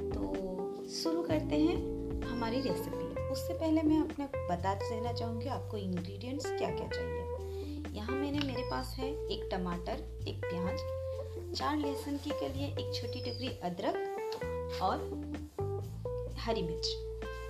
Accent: Tezpur, Assam, India; मैं आसाम के छोटे से शहर तेजपुर की रहने वाली हूँ

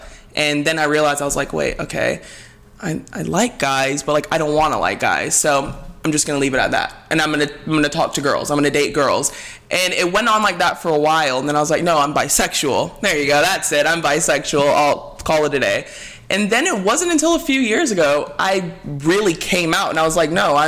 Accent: Alabama, United States; So I was raised in Alabama. I was born in Alabama because my mom was in med school there.

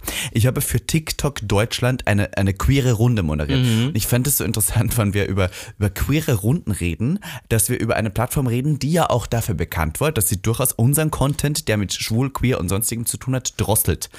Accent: Austria; now in Germany; in meinem Heimatland

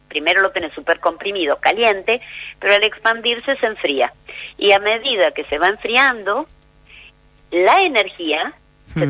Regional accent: Argentina

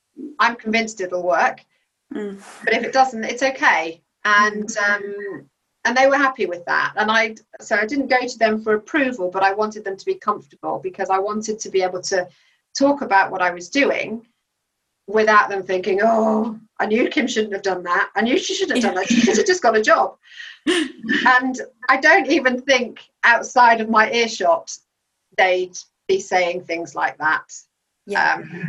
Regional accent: Belgium; So I mean, growing up in Belgium, the waiters and waitresses, waiting staff in restaurants, they don't do that job just because they've got nothing else to do.

